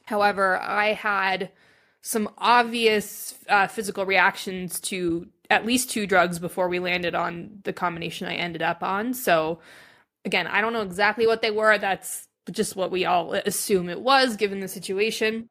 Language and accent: English; Reno, Nevada, United States; grew up in Reno, Nevada